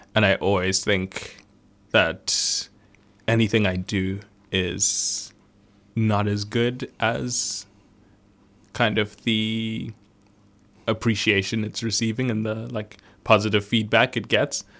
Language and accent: English; Zimbabwe; I was born in Zimbabwe